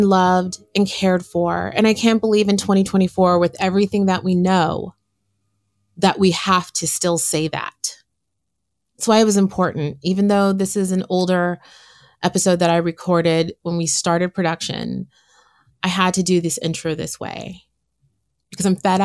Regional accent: San Francisco, California, United States; born and raised in San Francisco

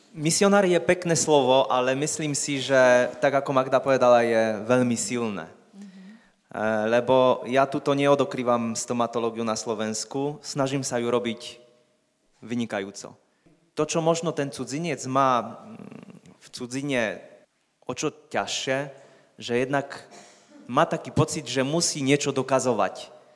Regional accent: Poland; Slovak is a second language; moved away as an adult; now in Slovakia; som Poliak, ja aj on

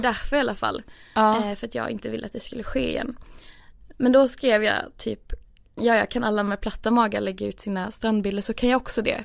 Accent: Skåne, Sweden; moved away as an adult; now in Stockholm, Sweden; jag hade flyttat från där jag kommer från i Skåne eh, till Stockholm

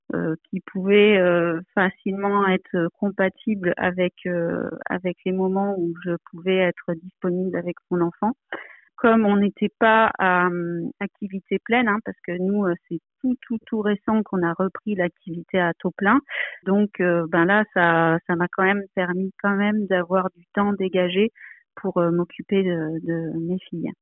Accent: Provence-Alpes-Côte d'Azur, France; now in Paris, France; Je suis originaire de Provence et euh, où se trouve ma famille, mais j'habite à Paris pour des raisons professionnelles

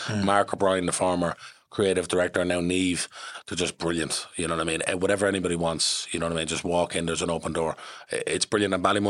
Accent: London, United Kingdom; born there; I'm from, well, I was born in London.

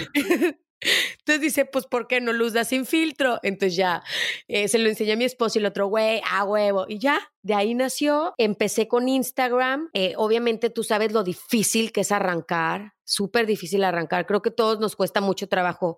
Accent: León, Guanajuato, Mexico; Yo soy de León, Guanajuato.

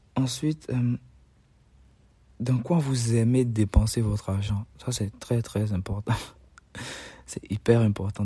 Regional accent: Benin; Chez nous, au Bénin

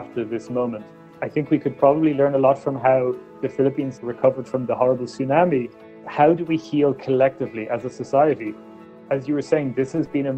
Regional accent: Ireland; When I was born in Ireland in the 1980s

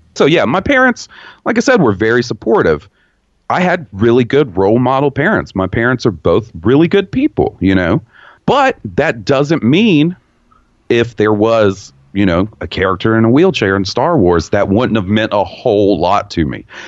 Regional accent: the Bible Belt, United States; I grew up in the Bible Belt. I've spent my entire 34 years of living in the Bible Belt of America.

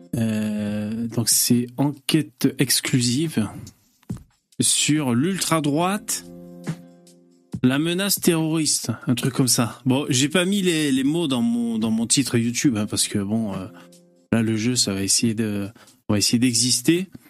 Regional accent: France; chez nous, en France

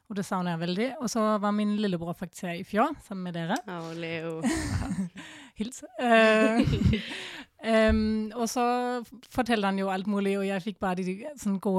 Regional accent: Germany; Norwegian is a second language; moved away as an adult; now in Norway; Jeg er 25 år gammel. Jeg kommer fra Tyskland og går på um, foto- på skolen her.

